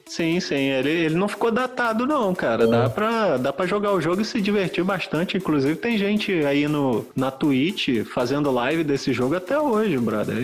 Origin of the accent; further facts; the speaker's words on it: Brazil; que sou brasileiro